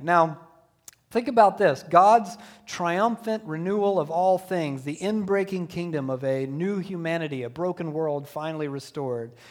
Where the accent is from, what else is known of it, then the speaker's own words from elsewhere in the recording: Deep South, United States; growing up in the Deep South, in a Southern Baptist church